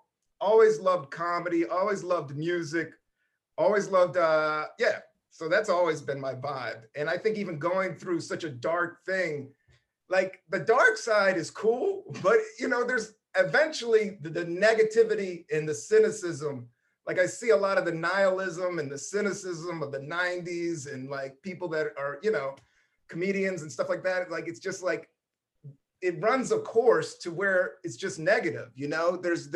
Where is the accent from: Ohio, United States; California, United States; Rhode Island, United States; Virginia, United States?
Virginia, United States; Buena Vista; also born or lived in Washington DC; I was born in Northeast DC, grew up there until I was in the third grade, and then we moved to Buena Vista, Virginia, hardcore rednecks.